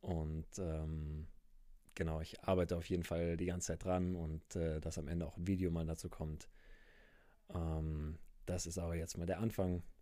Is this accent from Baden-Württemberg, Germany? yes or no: yes; Ravensburg, Baden-Württemberg, Germany; also born or lived in Munich; ich komme auch ursprünglich aus Ravensburg oder sogar ursprünglich aus München, dann über Ravensburg.